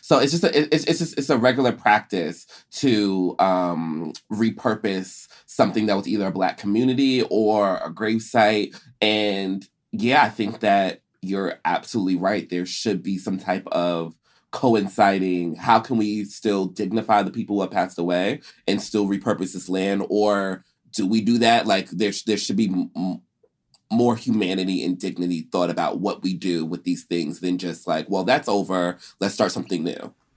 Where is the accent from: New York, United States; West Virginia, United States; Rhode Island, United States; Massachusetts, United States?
New York, United States; Stony Brook; also born or lived in Atlanta; I'm a real New Yorker, too. I was born in Stony Brook Hospital